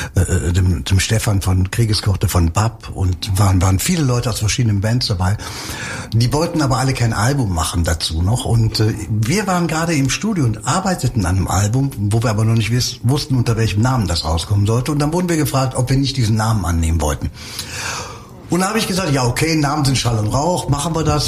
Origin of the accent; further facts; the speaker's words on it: Cologne, North Rhine-Westphalia, Germany; ich bin im Schatten der Domtürme groß geworden.